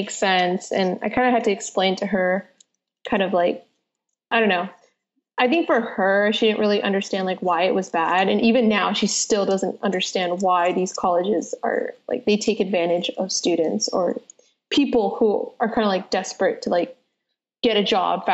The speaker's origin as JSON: {"language": "English", "town": "San Jose", "region": "California", "country": "United States", "tie": "born or raised there", "also_born_or_lived": "Santa Clara / Central Valley / San Francisco", "said": "I was born in Santa Clara and had lived in San Jose for much of my life. And then my mom decided to move us to the Central Valley where housing is cheaper"}